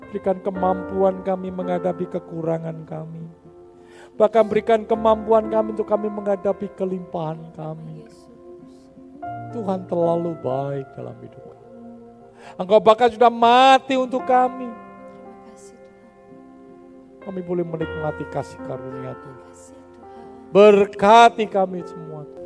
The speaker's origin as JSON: {"language": "Indonesian", "region": "Java", "country": "Indonesia", "said": "Kita ini orang Jawa, Saudara."}